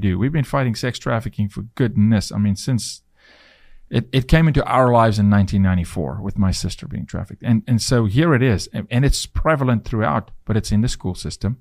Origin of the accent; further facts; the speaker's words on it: South Africa; now in United States; it was really difficult for me to become a citizen 'cause I was from South Africa